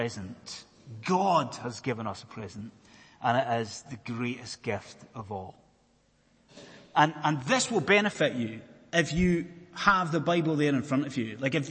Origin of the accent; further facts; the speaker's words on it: Scotland, United Kingdom; I am a Scotsman